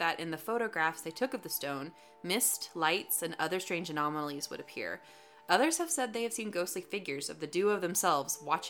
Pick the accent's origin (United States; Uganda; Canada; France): United States; Grapevine, Texas; I was born near Grapevine, Texas, by the way.